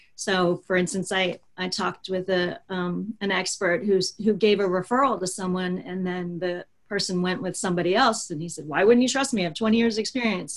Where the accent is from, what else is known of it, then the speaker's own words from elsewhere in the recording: Baltimore, Maryland, United States; I am from Baltimore, Maryland